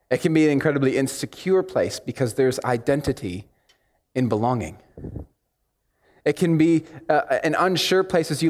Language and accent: English; United States; accent: American; here my accent sounds blazingly, harshly American, and for that I apologize. But when I go back to the States, it sounds weird and muddled and confusing to them.